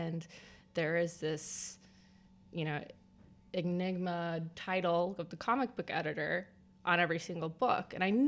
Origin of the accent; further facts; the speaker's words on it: Midwest, United States; Yeah, well, I'm from the Midwest.